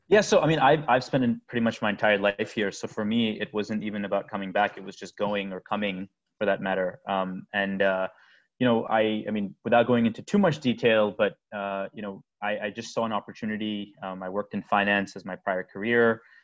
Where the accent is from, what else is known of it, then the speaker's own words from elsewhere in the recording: United States; also born or lived in India; my my whole family, everyone's here. You know, we're we're we're, we're American